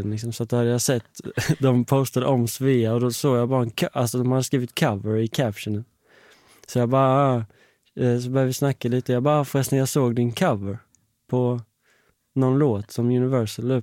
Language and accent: Swedish; Älmhult, Kronoberg County, Sweden; accent: småländska; moved away as an adult; Älmhult, Småland.